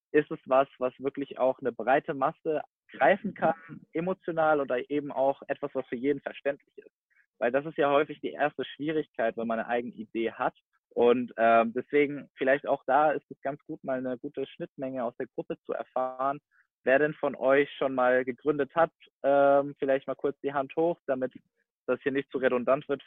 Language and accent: German; Giessen, Hesse, Germany; born there; Ich komme gebürtig aus Gießen, also ungefähr 20 Minuten bis Stunde, je nachdem, ähm, nach Frankfurt.